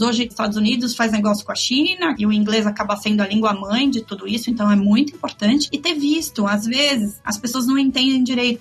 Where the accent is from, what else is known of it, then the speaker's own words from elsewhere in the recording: São Paulo, Brazil; now in Miami, United States; Eu sou paulista